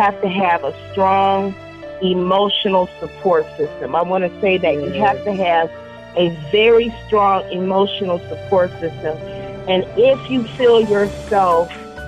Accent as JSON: {"language": "English", "region": "West Virginia", "country": "United States", "moved": "yes", "lives_now": "Killeen, United States", "said": "I'm originally from West Virginia"}